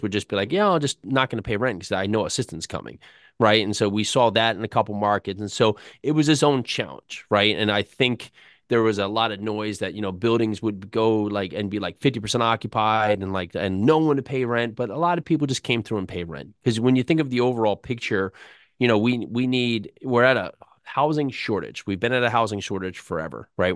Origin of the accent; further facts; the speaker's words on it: New Jersey, United States; I grew up in North Jersey.